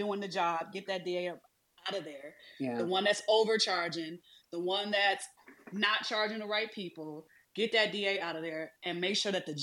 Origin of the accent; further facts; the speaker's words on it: Detroit, Michigan, United States; I'm from Detroit.